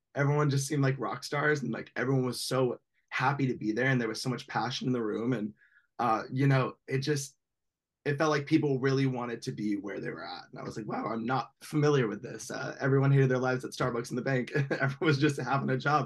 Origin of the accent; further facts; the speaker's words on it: Bakersfield, California, United States; I'm from Bakersfield, California